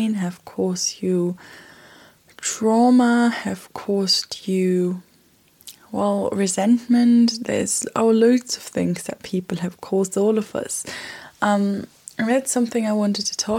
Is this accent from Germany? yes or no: yes; Germany; now in United Kingdom; I'm from Germany and I've been living in Europe